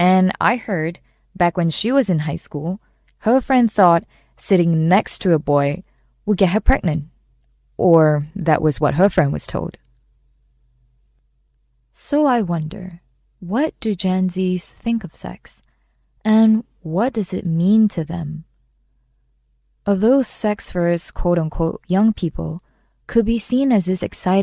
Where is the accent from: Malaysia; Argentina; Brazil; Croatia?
Malaysia; Growing up in Malaysia